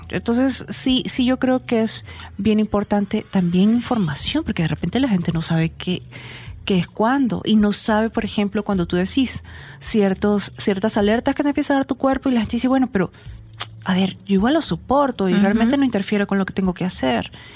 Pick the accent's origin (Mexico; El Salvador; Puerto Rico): El Salvador; los salvadoreños trabajábamos tanto